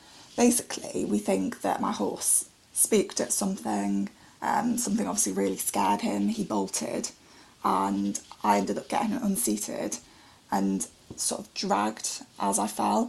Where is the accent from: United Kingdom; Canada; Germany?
United Kingdom; Stoke-on-Trent, West Midlands; I'm 23 and I'm from Stoke-on-Trent in Staffordshire.